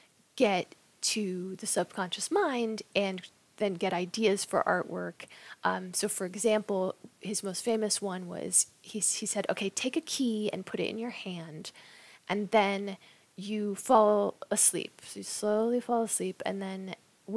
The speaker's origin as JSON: {"language": "English", "town": "Knoxville", "region": "Tennessee", "country": "United States", "tie": "born or raised there", "said": "when I was a little kid growing up in Knoxville, Tennessee"}